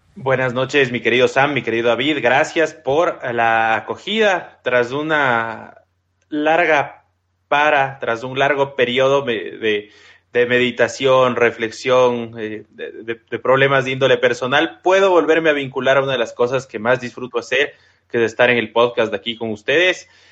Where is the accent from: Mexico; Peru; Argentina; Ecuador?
Ecuador; yo soy ecuatoriano